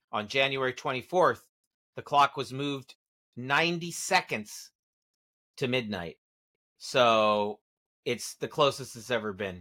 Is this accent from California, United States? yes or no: yes; Santa Monica, California, United States; my hometown of Santa Monica